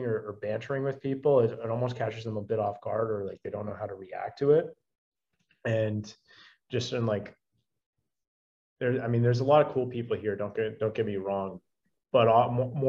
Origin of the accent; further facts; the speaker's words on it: Ottawa, Ontario, Canada; moved away; also born or lived in Medellin; I'm from Ottawa, Canada, which is a city of 1.4 million people